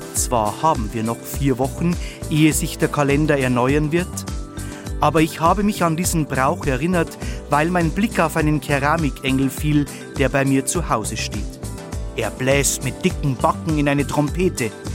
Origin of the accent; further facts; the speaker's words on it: Bavaria, Germany; bei uns in Bayern